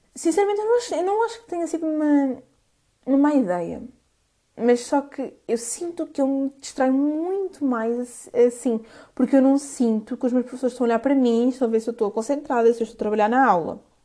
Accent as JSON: {"language": "Portuguese", "town": "Coimbra", "region": "Centro", "country": "Portugal", "said": "eu sou de Coimbra"}